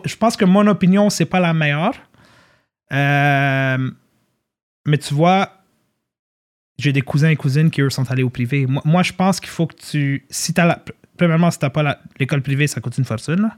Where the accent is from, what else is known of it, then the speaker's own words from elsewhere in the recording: Montreal, Quebec, Canada; also born or lived in Côte-Saint-Luc; now in Laval, Canada; raised in, raised in Saint-Lô